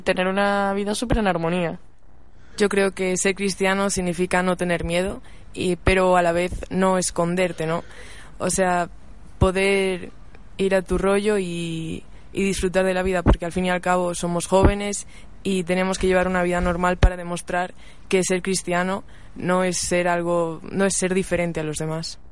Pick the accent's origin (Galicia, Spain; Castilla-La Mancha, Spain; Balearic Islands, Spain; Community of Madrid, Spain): Galicia, Spain; Viveiro; now in Santiago de Compostela, Spain; voy a mi pueblo, a Viveiro